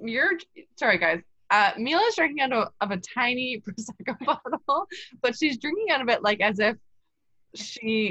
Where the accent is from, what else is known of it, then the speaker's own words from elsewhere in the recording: Canada; as a Canadian